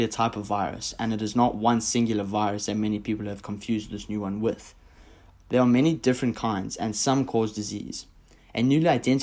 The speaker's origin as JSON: {"language": "English", "country": "South Africa", "moved": "yes", "lives_now": "United States", "said": "my home country, South Africa"}